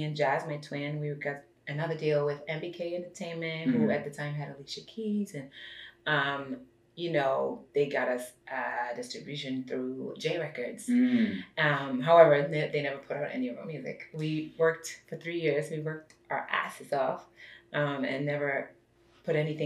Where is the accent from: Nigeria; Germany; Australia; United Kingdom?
Germany; also born or lived in Brooklyn, New York, United States; now in Los Angeles, United States; I was born and raised in Germany.